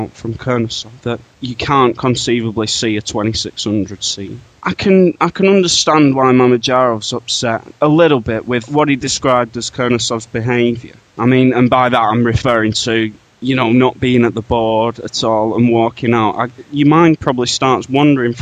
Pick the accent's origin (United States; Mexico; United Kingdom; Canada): United Kingdom; England; from England